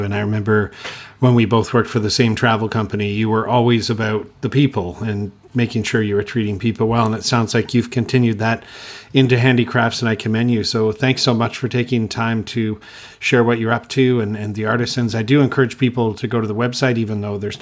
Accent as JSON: {"language": "English", "country": "Canada", "moved": "yes", "said": "I'm from Canada"}